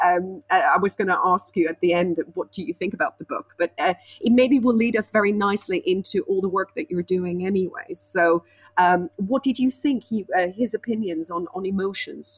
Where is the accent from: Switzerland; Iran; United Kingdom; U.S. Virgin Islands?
Switzerland; I grew up in Switzerland, so I was surrounded by animals